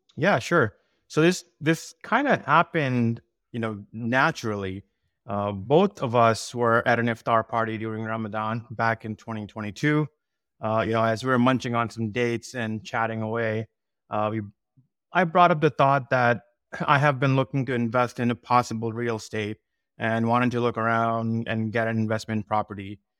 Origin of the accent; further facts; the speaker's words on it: South Shore of Massachusetts, United States; I grew up here in South Shore of Massachusetts